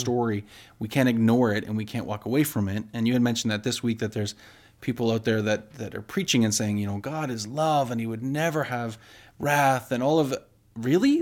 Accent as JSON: {"language": "English", "country": "Canada", "said": "I love being from Canada"}